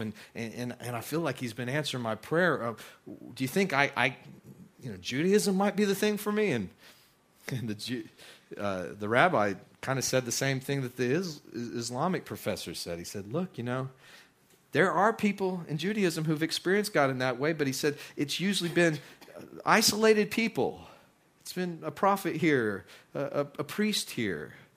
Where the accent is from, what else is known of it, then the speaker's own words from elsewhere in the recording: West Texas, United States; moved away; also born or lived in Midland, Texas / South Louisiana; I, I grew up in West Texas.